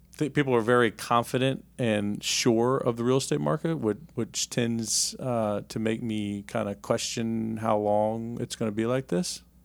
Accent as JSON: {"language": "English", "town": "Richmond", "region": "Virginia", "country": "United States", "tie": "born or raised there", "said": "I grew up here in Richmond, Virginia"}